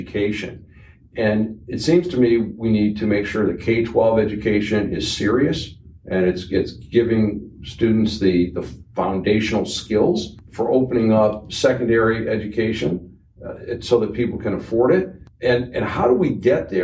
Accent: Detroit, Michigan, United States; I'm from Detroit, blue-collar area

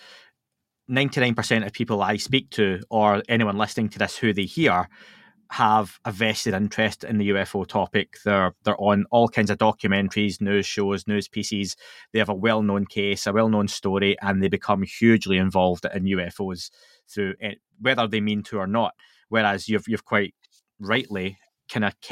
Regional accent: Scotland, United Kingdom; I'm Scottish

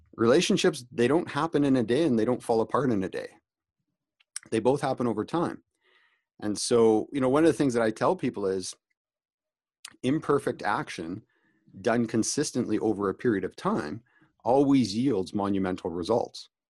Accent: Canada; also born or lived in Calgary, Alberta; I'm Canadian

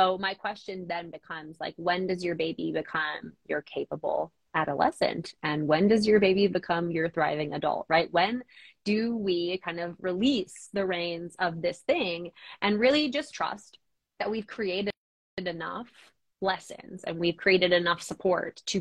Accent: New Jersey, United States; moved away as an adult; also born or lived in Colorado / Nashville, Tennessee; now in Eastern Pennsylvania, United States; So we grew up in New Jersey, my husband and I, both in, I would say like fairly populated areas

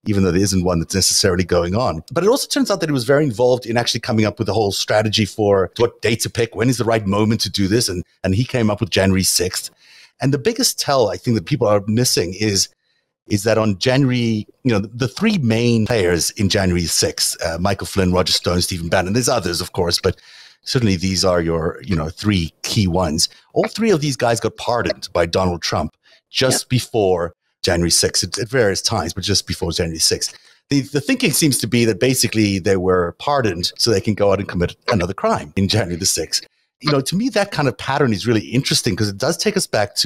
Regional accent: South Africa; moved away; I grew up in South Africa, so I have a good idea of what it's like to grow up in a fascist country

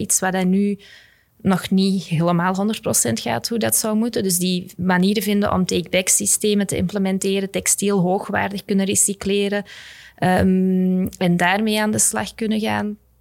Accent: Belgium; als Belgen

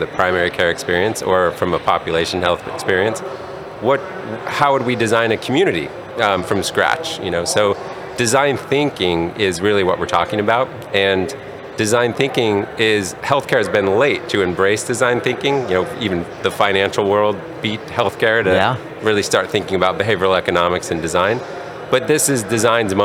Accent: Colorado Springs, Colorado, United States; also born or lived in Durango, Colorado; now in California, United States; I grew up in Colorado Springs, Colorado, and spent some time in Durango, Colorado.

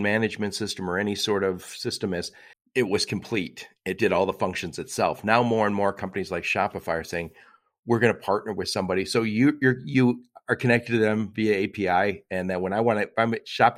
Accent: Dearborn, Michigan, United States; I grew up in Dearborn, Michigan

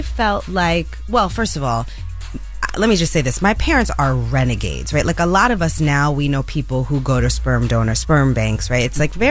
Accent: Bronx, New York, United States; Born and raised in the Bronx.

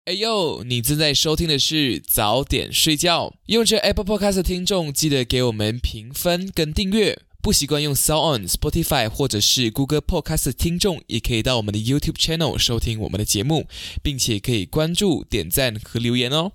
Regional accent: Malaysia; 我们马来西亚这边

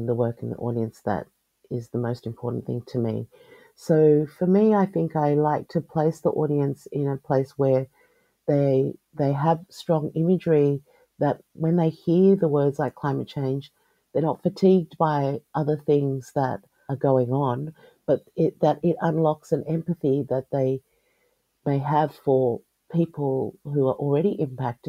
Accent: Australia; also born or lived in Tonga (ancestry); as an Australian person

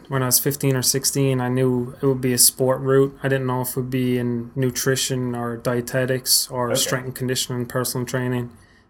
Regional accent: Waterford, Munster, Ireland; moved away as an adult; now in Frederick, United States; I'm from Waterford, Ireland. Came over here about 6.5 years ago for undergrad.

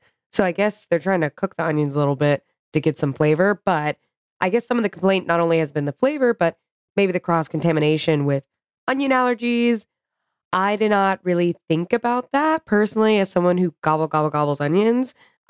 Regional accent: the South, United States; I grew up in the South in the pit of all fucking fast food

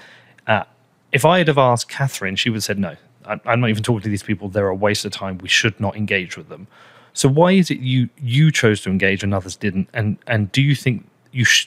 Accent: United Kingdom; as a British person

